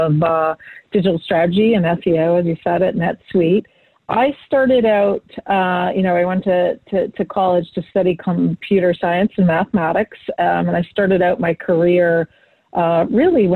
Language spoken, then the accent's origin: English; Boston, Massachusetts, United States; I'm from Boston